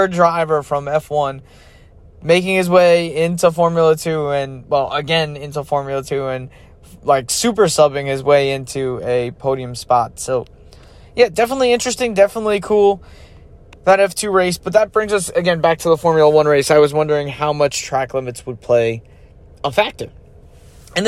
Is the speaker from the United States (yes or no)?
yes; United States; as an American